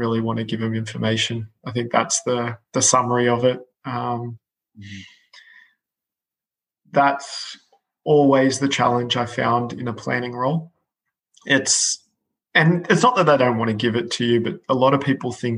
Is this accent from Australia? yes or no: yes; Australia; moved away as an adult; now in United Kingdom; as an Aussie moving over to the UK